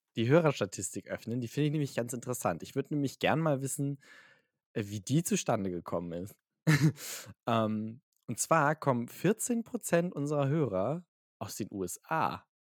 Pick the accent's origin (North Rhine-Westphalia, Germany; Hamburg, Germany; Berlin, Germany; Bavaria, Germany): Hamburg, Germany; ich bin in Hamburg geboren, ein sehr patriotischer Hamburger.